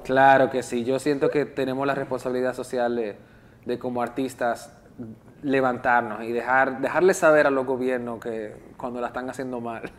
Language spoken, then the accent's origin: Spanish; Dominican Republic